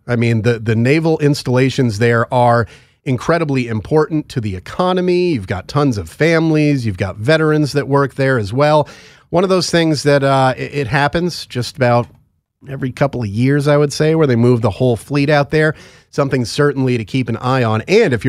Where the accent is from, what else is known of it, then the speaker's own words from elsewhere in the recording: Connecticut, United States; my home state of Connecticut.